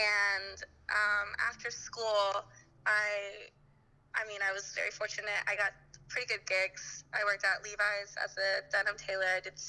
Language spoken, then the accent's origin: English; Antioch, California, United States; now in Alameda, United States; everybody says like we're in the Bay Area, but I grew up 30 miles or so from San Francisco itself in this little shithole called Antioch.